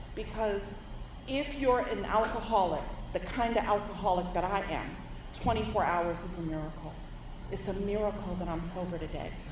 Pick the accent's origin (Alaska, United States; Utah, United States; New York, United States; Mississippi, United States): New York, United States; New York City; I'm born and raised in New York City